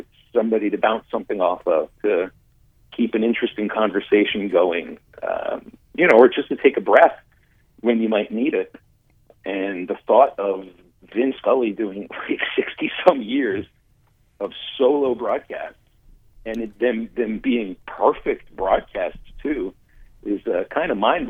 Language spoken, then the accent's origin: English; Pittsburgh, Pennsylvania, United States; I mean, I grew up in Pittsburgh before, you know, before radio broadcasts necessarily went national.